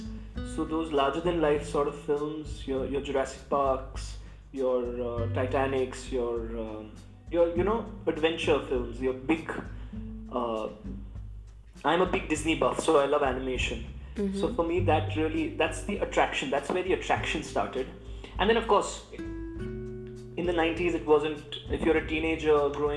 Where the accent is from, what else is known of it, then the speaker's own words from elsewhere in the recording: Allahabad, Uttar Pradesh, India; now in Mumbai, India; I was born in Allahabad